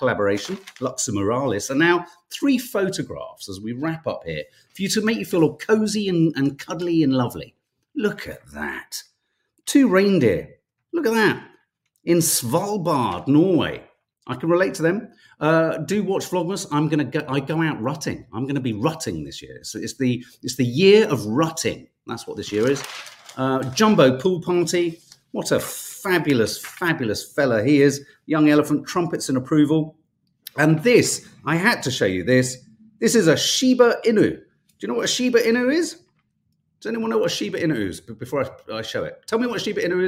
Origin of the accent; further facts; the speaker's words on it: London, United Kingdom; being a Londoner and having driven in London